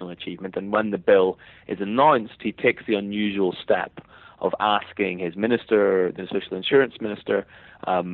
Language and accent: English; Northern Ireland, United Kingdom; accent: Northern Irish; my accent is Northern Irish